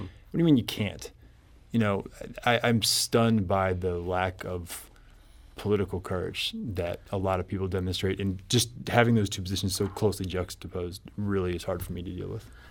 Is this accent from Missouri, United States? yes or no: yes; Columbia, Missouri, United States; I grew up in Columbia